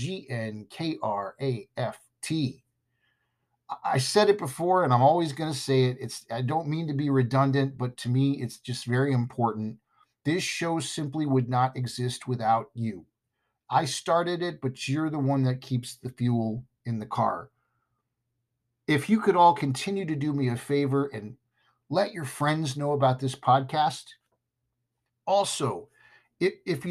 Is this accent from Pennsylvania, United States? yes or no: no; California, United States; I'm from California.